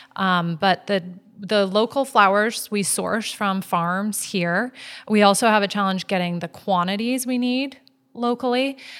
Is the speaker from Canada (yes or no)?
yes; Vancouver, British Columbia, Canada; now in Maui, United States; I'm from Vancouver, where I'm used to all the little boutique shops